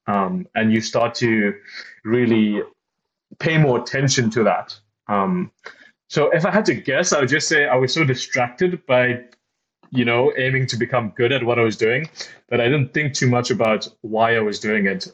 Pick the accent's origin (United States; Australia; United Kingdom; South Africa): South Africa; I grew up in South Africa